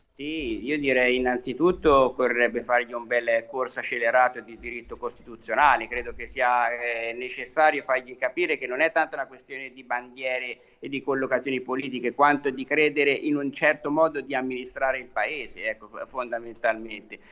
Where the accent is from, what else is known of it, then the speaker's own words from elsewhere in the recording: Tuscany, Italy; io da toscano